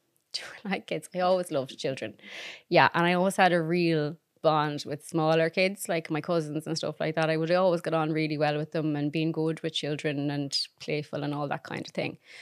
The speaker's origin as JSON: {"language": "English", "town": "Claremorris", "region": "Connacht", "country": "Ireland", "tie": "born or raised there", "said": "Clare Morris in County Mayo"}